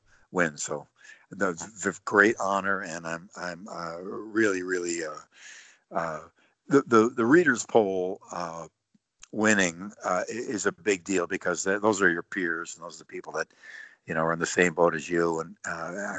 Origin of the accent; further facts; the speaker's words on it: Buffalo, New York, United States; my hometown in Buffalo